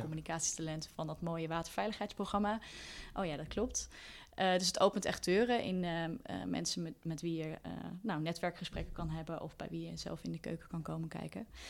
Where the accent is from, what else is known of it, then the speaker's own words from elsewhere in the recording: Deventer, Overijssel, Netherlands; now in Amsterdam, Netherlands; we zijn allebei eh, opgegroeid in Deventer